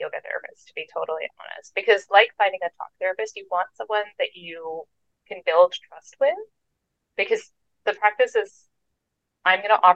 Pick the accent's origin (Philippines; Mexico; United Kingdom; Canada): Canada; I am Canadian